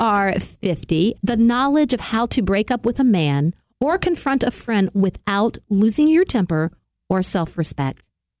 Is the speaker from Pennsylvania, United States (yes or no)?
no; Connecticut, United States; I was growing up in Connecticut, but it might as well have been Mars.